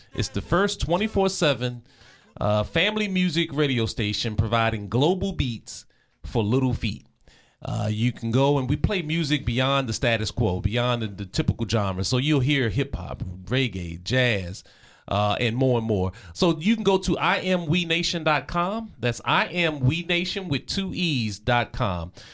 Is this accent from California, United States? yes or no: no; Prince George's County, Maryland, United States; growing up in the Prince George's County area